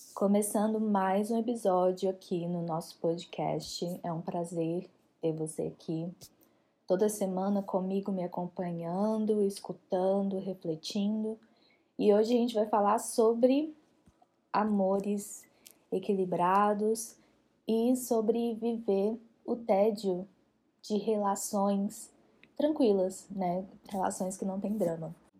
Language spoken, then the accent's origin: Portuguese; Brazil; Nós que somos brasileiros e crescemos assistindo novela